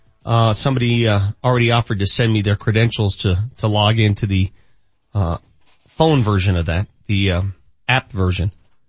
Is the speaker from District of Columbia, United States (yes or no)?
no; Denver, Colorado, United States; when I was a young man, again, growing up in North Denver